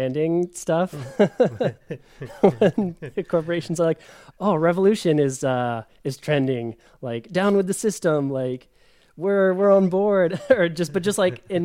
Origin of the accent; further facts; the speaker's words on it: Bellingham, Washington, United States; moved away as an adult; also born or lived in Seattle / Valencia; now in Berlin, Germany; I grew up in Bellingham